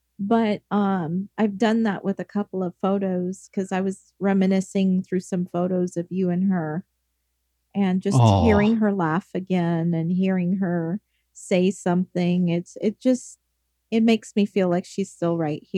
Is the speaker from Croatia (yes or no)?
no; England, United Kingdom; moved away; because I come from England